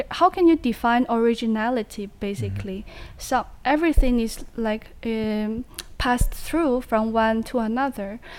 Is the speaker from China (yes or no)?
yes; Jiangxi, China; English is a second language; moved away as an adult; now in Netherlands; my hometown because I'm from Jiangxi in China